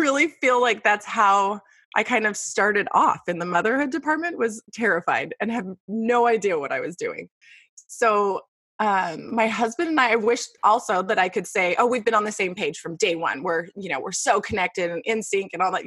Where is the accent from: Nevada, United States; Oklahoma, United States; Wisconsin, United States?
Nevada, United States; Las Vegas; moved away as an adult; now in Queen Creek, United States; I was born and raised in Las Vegas